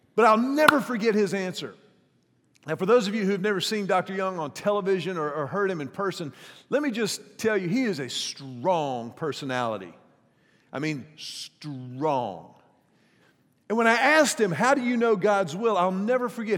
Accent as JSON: {"language": "English", "town": "Houston", "region": "Texas", "country": "United States", "tie": "born or raised there", "said": "the pastor of the church where I grew up in Houston"}